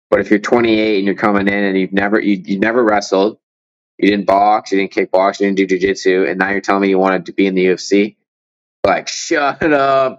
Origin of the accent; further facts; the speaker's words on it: Windsor, Ontario, Canada; I grew up in Windsor